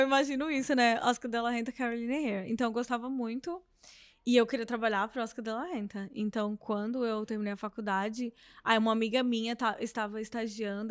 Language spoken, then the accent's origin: Portuguese; Brazil; moved away; Eu cresci numa cidade pequena no Brasil, em Nanu, que é divisa com a Bahia